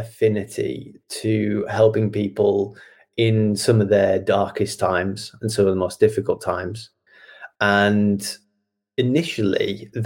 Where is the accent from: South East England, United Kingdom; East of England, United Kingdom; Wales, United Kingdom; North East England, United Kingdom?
North East England, United Kingdom; Wolviston; moved away as an adult; now in Nottingham, United Kingdom; I grew up in the Northeast. So I grew up in a little village called Wolverston, which is kind of on the edge of Teesside